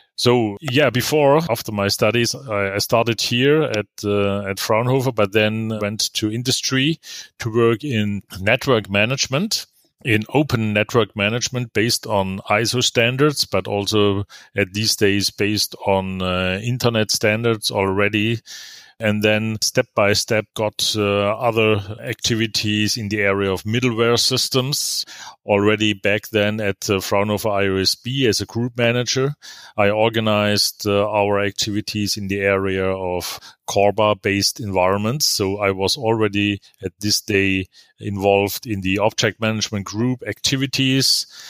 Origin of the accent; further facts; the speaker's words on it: Germany; also born or lived in Karlsruhe; as we say in Germany